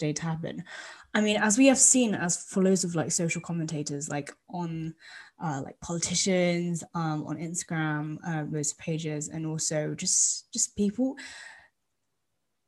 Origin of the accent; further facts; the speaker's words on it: United Kingdom; as British people